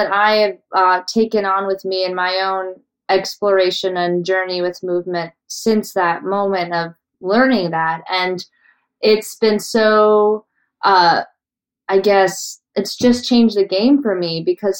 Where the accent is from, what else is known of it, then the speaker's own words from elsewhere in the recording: Colorado, United States; growing up in Colorado